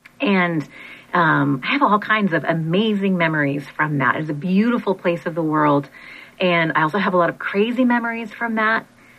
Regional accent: Monterey, California, United States; also born or lived in Portland, Oregon; So when I was 5, we moved from Portland, Oregon, my family, from Portland, Oregon to Monterey, California.

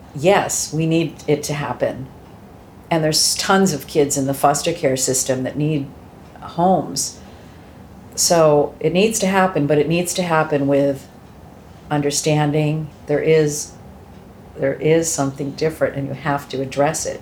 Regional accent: Shrewsbury, Massachusetts, United States; also born or lived in Hudson, Massachusetts; I grew up in a little town called Shrewsbury

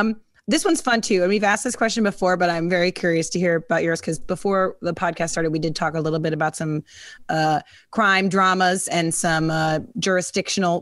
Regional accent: Kansas, United States; I'm from Kansas

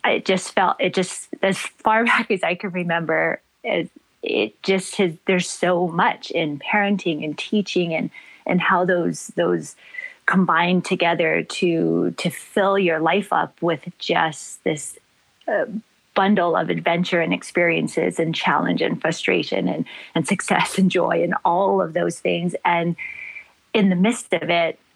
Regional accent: Gardena, California, United States; moved away as an adult; now in Maui, United States; I was born and raised in Gardena, California. But the place that feeds me is Maui

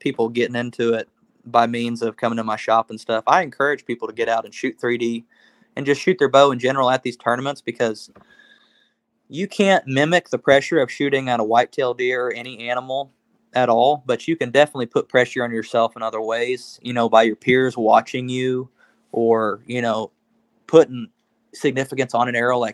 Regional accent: Oklahoma, United States; We're from Oklahoma

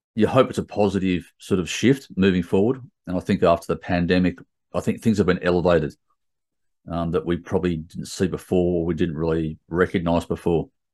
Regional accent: Sydney, New South Wales, Australia; I grew up in Sydney my whole life

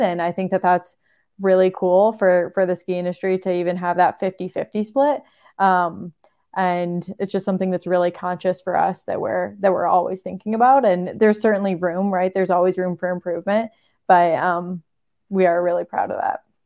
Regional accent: Michigan, United States; moved away; I grew up skiing in Michigan on a little two hundred foot, might be three hundred foot hill

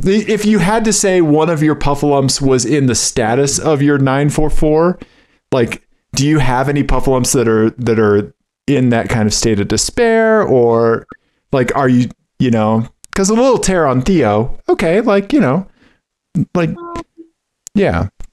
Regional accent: Missouri, United States; moved away; I'm from I'm from Missouri originally. You're witnessing the Missouri public school system

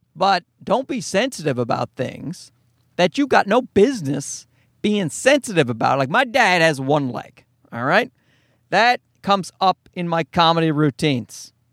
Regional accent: Newfoundland and Labrador, Canada; I'm a Newfoundlander

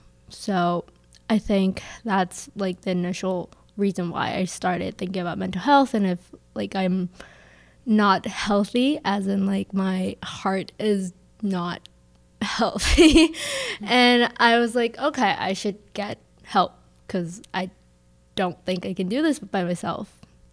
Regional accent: South Korea; now in Minnesota, United States; I grew up in South Korea, and it's like very competitive, especially like academic wise.

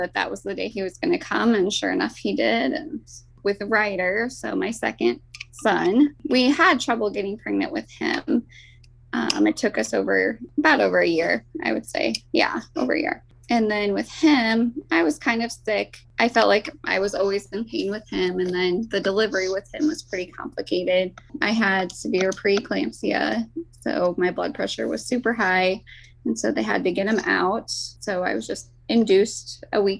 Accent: Hedrick, Iowa, United States; my husband and I grew up in Hedrick, and that's currently where we live

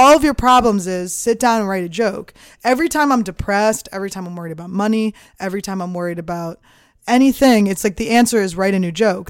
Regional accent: Philadelphia, Pennsylvania, United States; moved away as an adult; also born or lived in New Mexico / New York / Montreal; I'm from Philadelphia

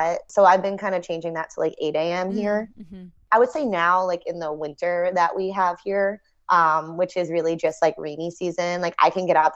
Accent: New York, United States; I grew up in New York

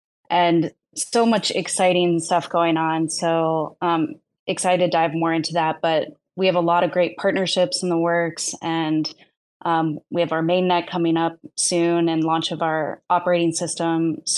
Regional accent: Denver / mountains in Colorado, United States; My background, I'm actually from Denver originally, or from the mountains in Colorado.

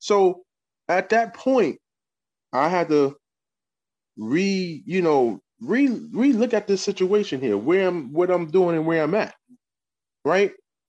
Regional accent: New York City, New York, United States; now in Kingston, United States; I'm from Harlem. Been up here in Kingston 22 years or whatever.

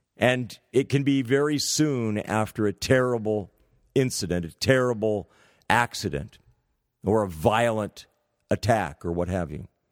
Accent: San Francisco, California, United States; University of California, San Francisco. Practically my hometown.

